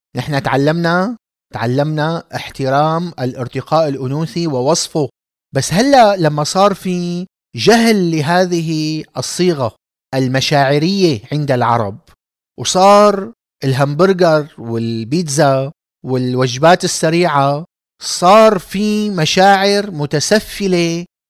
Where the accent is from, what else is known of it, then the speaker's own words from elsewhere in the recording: Damascus, Damascus Governorate, Syria; كإنسان دمشقي، من عائلة دمشقية عريقة